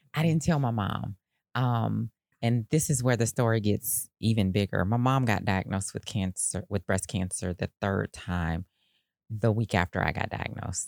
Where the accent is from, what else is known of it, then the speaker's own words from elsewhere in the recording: Decatur, United States; growing up in Decatur